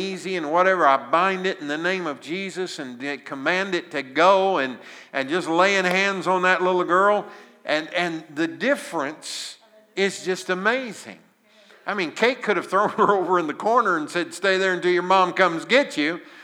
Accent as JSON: {"language": "English", "region": "Southern Illinois", "country": "United States", "tie": "born or raised there", "said": "I was raised in Southern Illinois in a little farming community"}